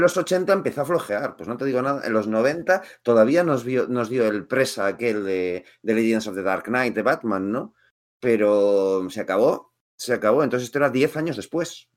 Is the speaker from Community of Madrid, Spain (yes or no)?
yes; Madrid, Community of Madrid, Spain; yo no soy de Ma, de Barcelona, yo soy de Madrid